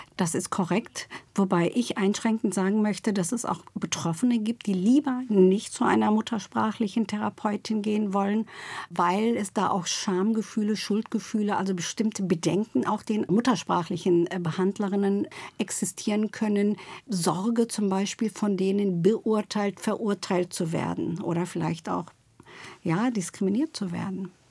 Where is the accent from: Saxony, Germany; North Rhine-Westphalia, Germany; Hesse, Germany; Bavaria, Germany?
North Rhine-Westphalia, Germany; Duisburg; also born or lived in Turkey; now in Berlin, Germany; Ich komme aus Duisburg-Rheinhausen sogar.